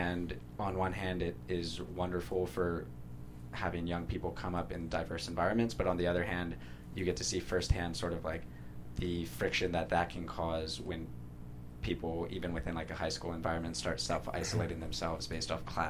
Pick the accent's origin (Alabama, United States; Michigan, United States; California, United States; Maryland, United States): California, United States; San Diego; growing up in San Diego